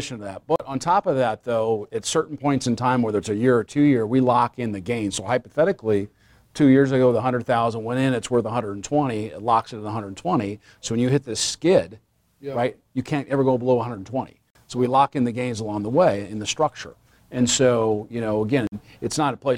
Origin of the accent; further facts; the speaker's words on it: Nebraska, United States; born and raised in Nebraska